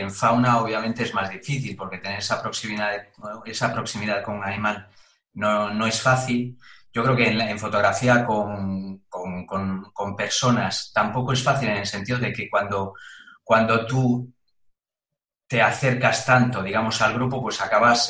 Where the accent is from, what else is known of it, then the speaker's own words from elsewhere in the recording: Galicia, Spain; now in Madrid, Spain; yo que soy gallego aquí